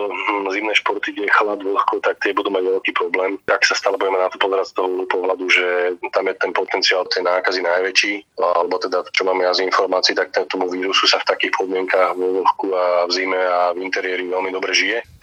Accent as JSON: {"language": "Slovak", "country": "Slovakia", "said": "ako sme my Slováci."}